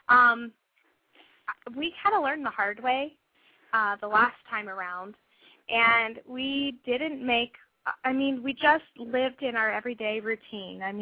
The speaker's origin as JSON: {"language": "English", "region": "Florida", "country": "United States", "tie": "born or raised there", "moved": "yes", "said": "I grew up in Florida, and so I've always been around you know tourists and tourism"}